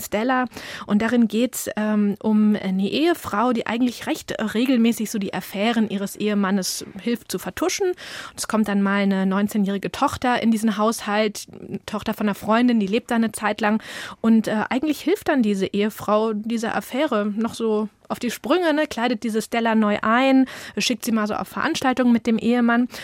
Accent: village near Schwarzenbek, Schleswig-Holstein, Germany; bei uns auf dem Dorf

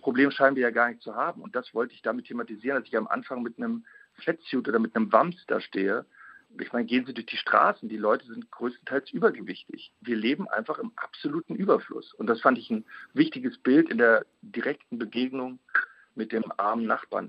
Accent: Germany; als Deutscher

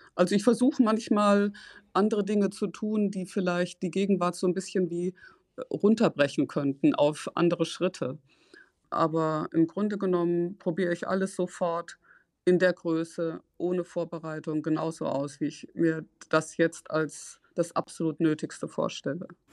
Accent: Ruhr area, North Rhine-Westphalia, Germany; moved away; Ich komme aus dem Ruhrgebiet, ich bin in eine gemischte Schule gegangen

